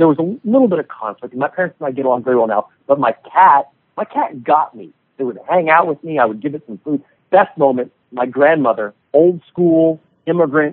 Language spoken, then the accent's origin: English; San Ramon, California, United States; now in San Diego, United States; In the Bay Area, a city called San Ramon, California